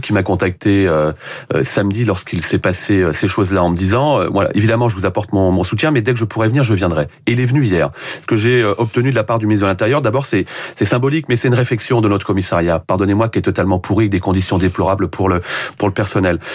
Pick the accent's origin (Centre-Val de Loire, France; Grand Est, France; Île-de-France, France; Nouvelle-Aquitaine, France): Île-de-France, France; Poissy; je suis né à Poissy, j'ai grandi à Poissy